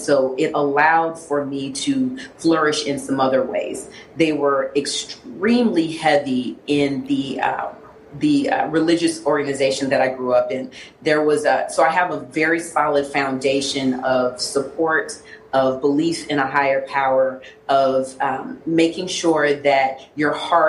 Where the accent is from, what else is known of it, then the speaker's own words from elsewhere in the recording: Liberia; born there; My father is from Ghana, and I was born in Liberia.